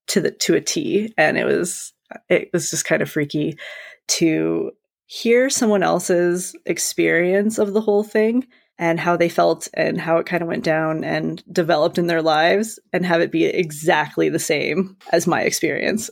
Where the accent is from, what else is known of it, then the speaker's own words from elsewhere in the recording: Canada; as a Canadian